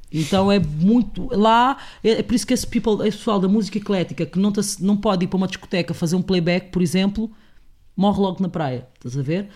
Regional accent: Portugal; also born or lived in Angola; eu tive uma educação na minha casa e cresci em Portugal

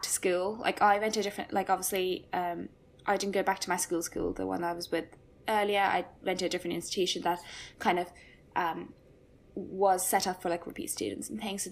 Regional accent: Cork, Munster, Ireland; moved away as an adult; now in England; I'm from Ireland, so Republic of Ireland's in Cork

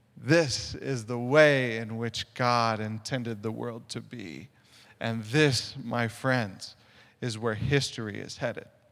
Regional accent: Sioux Falls, South Dakota, United States; moved away; I'm originally from Sioux Falls, South Dakota

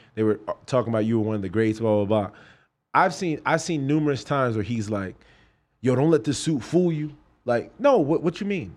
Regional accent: New York City, New York, United States; also born or lived in Brooklyn, New York; now in Florida, United States; I'm from Brooklyn. Grew up in Queens

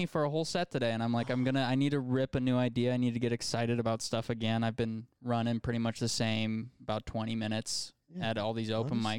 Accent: United States; We're American.

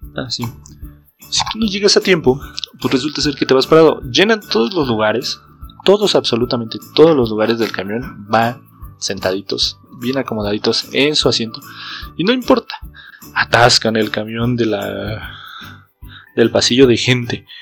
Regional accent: Jilotepec, State of Mexico, Mexico; also born or lived in Toluca; Yo soy de un pueblo que se llama Gilotepec

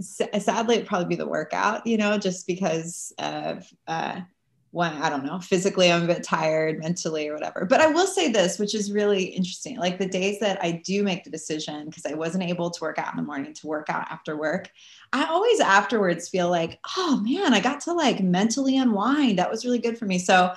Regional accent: California, United States; now in New York City, United States; But then I moved to New York City, and it's like, I came from California and Southern California, where it's just warm and pleasant all year round.

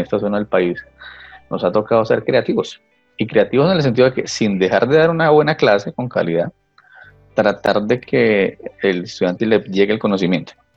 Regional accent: La Mesa, Cundinamarca, Colombia; also born or lived in Bogotá; Yo nací en Bogotá, pero fui criado parte en la mesa

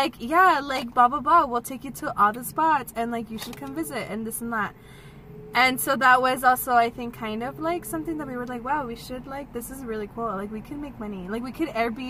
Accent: El Paso, Texas, United States; We're from El Paso also

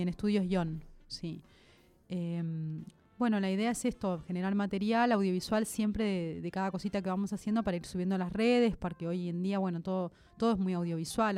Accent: La Plata, Buenos Aires Province, Argentina; Yo soy de La Plata, soy de allá, soy replatense

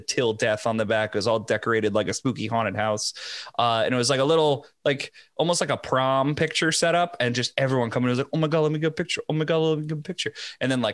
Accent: Connecticut, United States; I grew up with him in Connecticut

